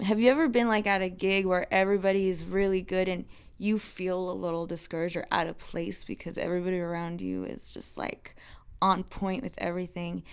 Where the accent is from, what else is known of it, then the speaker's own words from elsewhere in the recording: Texas, United States; the national anthem girl growing up in Texas